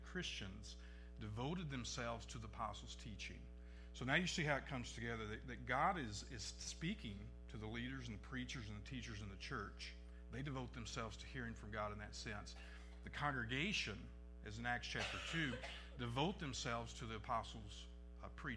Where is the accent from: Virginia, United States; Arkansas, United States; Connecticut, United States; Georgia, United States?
Arkansas, United States; Northeast; I come from Northeast Arkansas